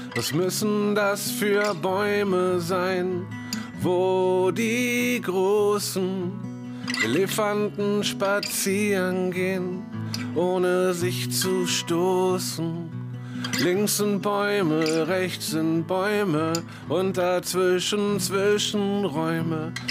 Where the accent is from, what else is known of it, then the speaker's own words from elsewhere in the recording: Northern Germany, Germany; als Norddeutscher so ein bisschen mehr dem Meer zugewandt bin